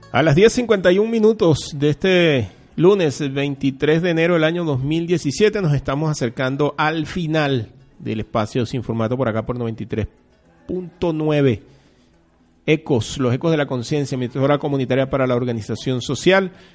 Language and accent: Spanish; Venezuela; somos los venezolanos